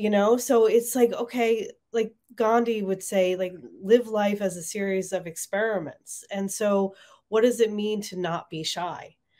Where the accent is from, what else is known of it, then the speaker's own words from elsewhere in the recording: Marlton, New Jersey, United States; moved away; It's on Main Street in Marlton. So my hometown. It's great to be back home